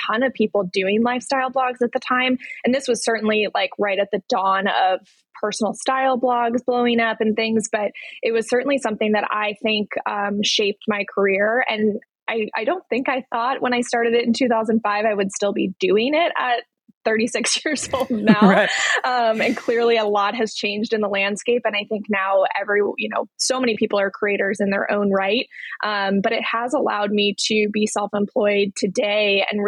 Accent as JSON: {"language": "English", "area": "outside of Chicago", "region": "Illinois", "country": "United States", "tie": "born or raised there", "also_born_or_lived": "London / San Francisco, California", "said": "I grew up outside of Chicago, but my family lived in London in the 90s for 2 years"}